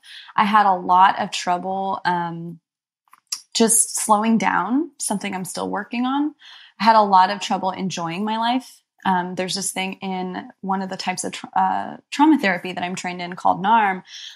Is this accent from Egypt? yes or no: yes; Egypt; born there; and I was born in Egypt as well.